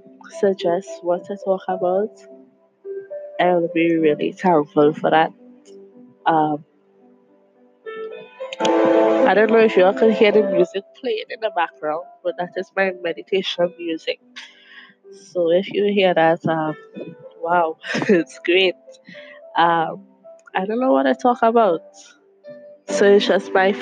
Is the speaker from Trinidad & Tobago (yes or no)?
yes; Trinidad & Tobago; I am from Trinidad and Tobago.